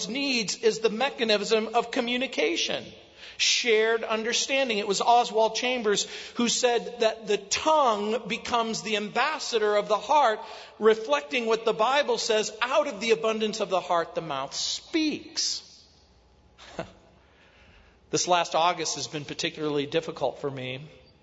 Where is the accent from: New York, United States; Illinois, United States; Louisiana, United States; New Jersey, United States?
Louisiana, United States; New Orleans; moved away; also born or lived in the South; I was born in New Orleans and spent a lot of my youth going back and forth in the South.